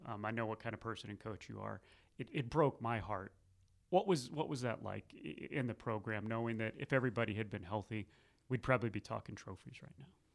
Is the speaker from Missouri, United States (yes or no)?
yes; Missouri, United States; now in North Carolina, United States; growing up in Missouri and then being out here in North Carolina for, for twenty years